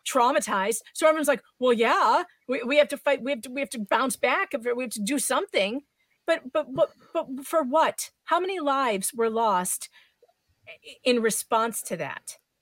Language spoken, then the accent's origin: English; Illinois, United States; I'm from Illinois